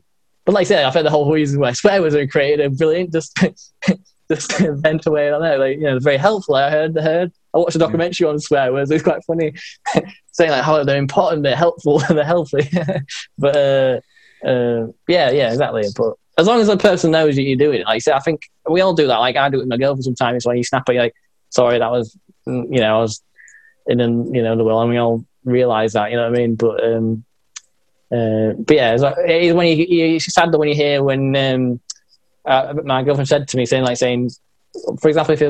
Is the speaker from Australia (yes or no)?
no; Yorkshire and the Humber, United Kingdom; So I'm in Northern England. So it's like. You've got states, like I'm in like a state of we call them counties. So I'm like in a Yorkshire county.